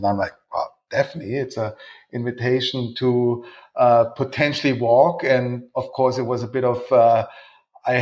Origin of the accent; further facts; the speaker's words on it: Munich, Bavaria, Germany; I'm born and raised in Munich